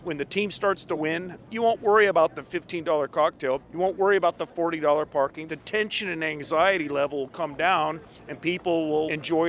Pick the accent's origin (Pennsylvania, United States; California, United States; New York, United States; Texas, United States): California, United States; Sacramento; Like, we're from Sacramento. This is like a 12-hour day.